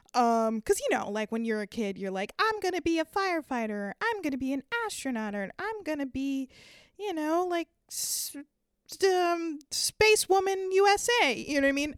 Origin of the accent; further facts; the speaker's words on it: Downey, California, United States; now in San Francisco, United States; Growing up in L A, um, was pretty great. I'm not gonna lie. Um, I actually lived in the suburbs, um, of a t, a city called Downey, Downey, California